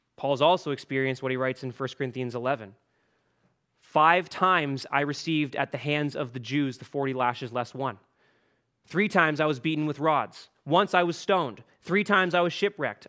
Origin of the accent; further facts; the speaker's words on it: Canada; Canadian Christians